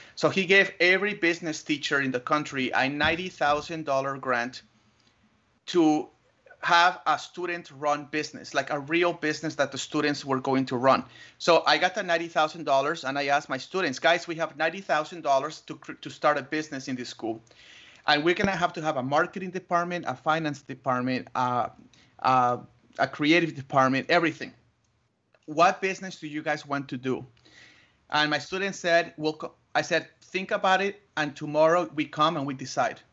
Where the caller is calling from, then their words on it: Tucson, Arizona, United States; I'm calling you from Tucson, Arizona